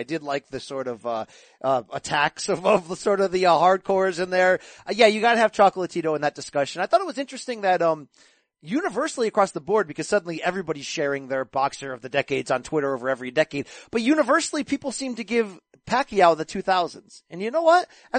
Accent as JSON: {"language": "English", "town": "Naugatuck", "region": "Connecticut", "country": "United States", "tie": "born or raised there", "said": "I'm from Naugatuck High School in Naugatuck, Connecticut"}